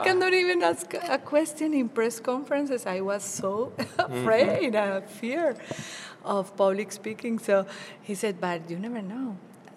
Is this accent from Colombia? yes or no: yes; Bogota, Colombia; first language Spanish; English is a second language; moved away as an adult; also born or lived in Florida, United States; now in United States; I started my career in my hometown, Bogota, capital of Colombia